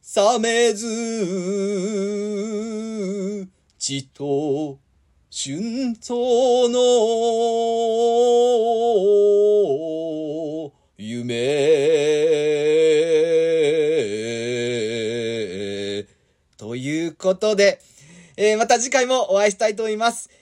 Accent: Yokohama, Kanagawa, Japan; 私が横浜生まれ、横浜に住んでる

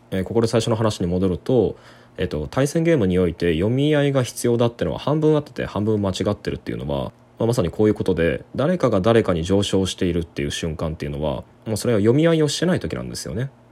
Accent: Kyoto, Japan; 京都のあの僕の地元のゲーセン

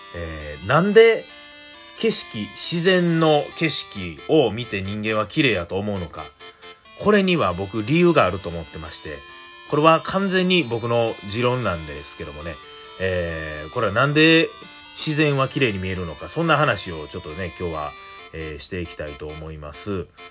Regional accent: Hannan, Osaka, Japan; 生まれ育ったのがね、もう本当にもう緑の多い、えー、そういう阪南市

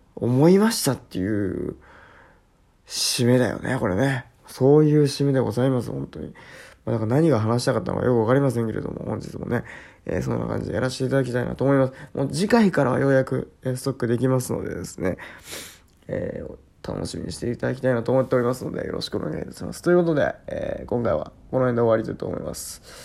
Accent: Shimane, Japan; 私の地域でね、まあ、島根県

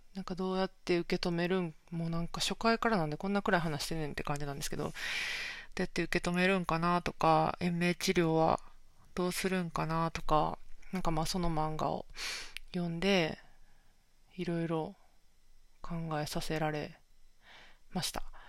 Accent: Kansai, Japan; accent: Kansai dialect; now in Tokyo, Japan; 関西弁も出ちゃってるんですけど、関西出身で、今東京に住んでる

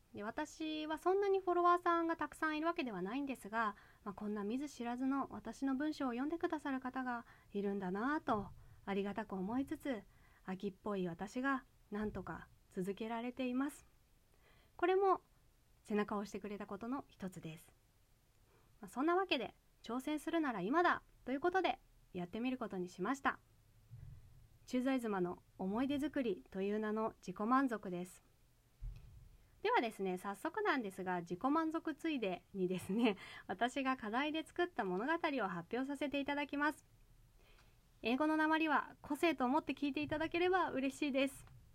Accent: Japan; moved away as an adult; now in United States; 私帰国子女じゃないんですちなみにあの18歳まで海外にいたことはありませんでした

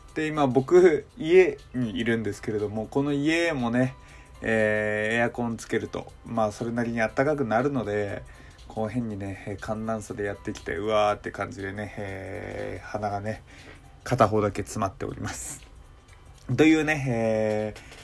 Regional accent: Hokkaido, Japan; 僕自身がその北海道出身っていうのもあって

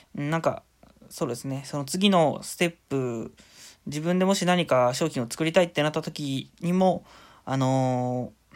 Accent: Shizuoka, Japan; moved away as an adult; now in Oita, Japan; 静岡出身で、あのー、今大学が大分にある

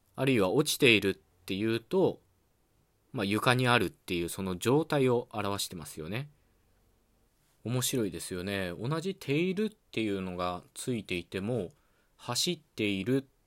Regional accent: western Japan, Japan; accent: Western Japanese dialect; 僕はね西日本の方言の話者なので

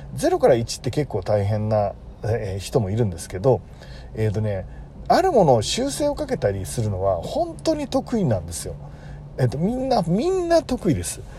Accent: Tokyo, Japan; 大泉学園っていうとこなんですけど僕の出身

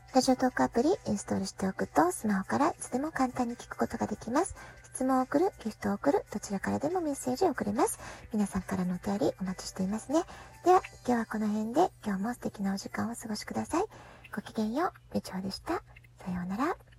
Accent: Japan; first language Japanese; now in San Diego, United States; 我が家の場合は両親揃って日本人

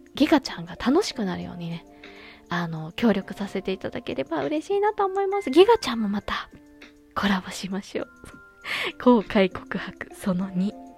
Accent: Fukuoka, Japan; moved away; 地元博多へ、旅立ちます

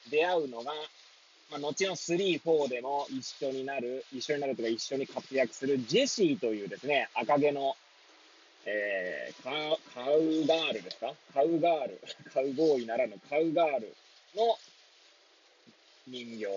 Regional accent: Hachioji, Tokyo, Japan; now in Kamaishi, Japan; この番組は八王子生まれ八王子育ち震災の前の年から釜石で働くポンコツの頭の中をゆるりと紹介していくそんな番組です。

